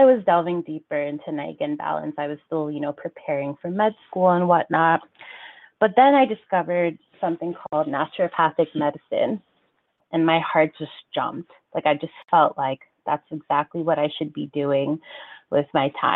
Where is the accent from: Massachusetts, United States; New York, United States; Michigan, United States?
New York, United States; half Haitian, half Ghanaian, born and raised in New York